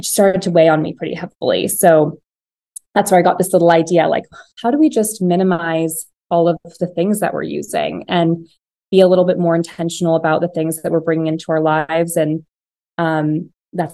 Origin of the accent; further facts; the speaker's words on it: Piedmont, California, United States; I grew up in the Bay Area, in this little town called Piedmont. It's kind of in the Oakland Hills.